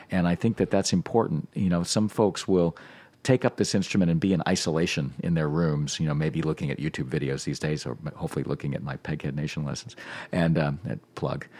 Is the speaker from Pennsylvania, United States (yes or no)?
no; Norfolk, Virginia, United States; I grew up in Norfolk, Virginia, in a suburban neighborhood